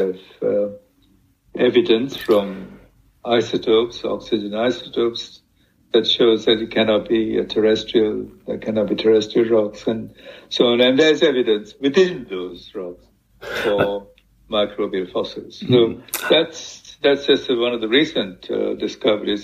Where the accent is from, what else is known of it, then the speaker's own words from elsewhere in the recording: Sri Lanka; my home country, in fact, in Sri Lanka